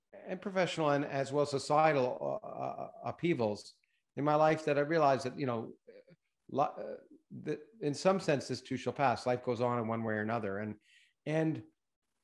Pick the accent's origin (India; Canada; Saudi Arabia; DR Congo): Canada; moved away; also born or lived in United States / Australia; I didn't expect to ever move back to Canada. I've been in the States for 45 years